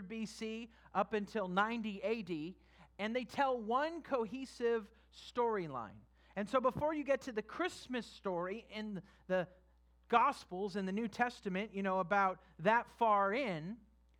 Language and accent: English; California, United States; moved away as an adult; also born or lived in Kentucky; I was from California